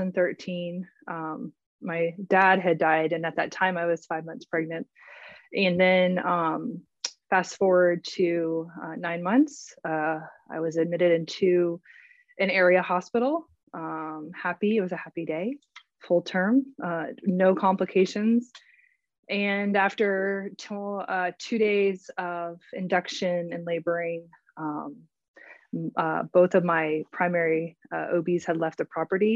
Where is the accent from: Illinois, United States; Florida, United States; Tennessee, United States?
Florida, United States; also born or lived in Winter Park, Florida; I'm also a Floridian. I'm joining from Winter Park, Florida.